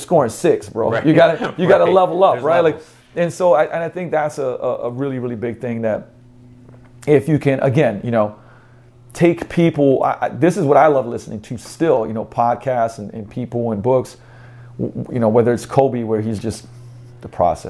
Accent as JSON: {"language": "English", "country": "Slovenia", "moved": "yes", "lives_now": "United States", "said": "I'm a kid from Slovenia"}